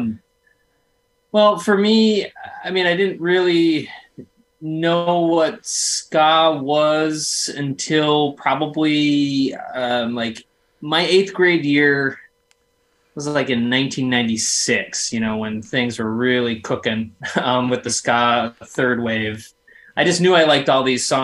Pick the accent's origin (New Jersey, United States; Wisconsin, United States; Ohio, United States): Wisconsin, United States; La Crosse; I grew up in La Crosse, Wisconsin